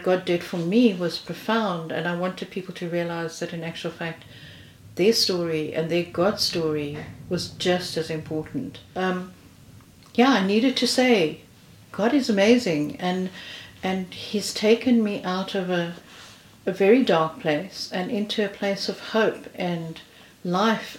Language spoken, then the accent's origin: English; South Africa; moved away as an adult; now in United Kingdom; I'm originally from South Africa. I've been in this country now for 5 years.